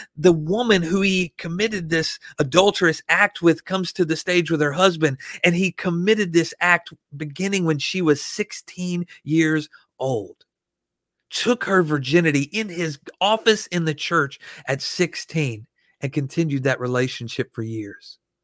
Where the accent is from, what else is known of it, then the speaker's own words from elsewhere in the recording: Arkansas, United States; I was raised, born and raised in Arkansas around guns.